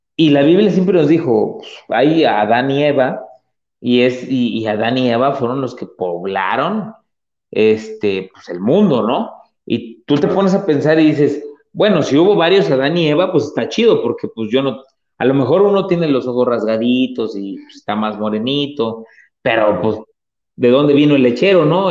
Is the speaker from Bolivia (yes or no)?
no; Atlixco, Puebla, Mexico; yo soy de Puebla, soy de un, poblado que se llama Atlisco, y este, donde yo crecí, donde yo, yo viví gran parte de mi infancia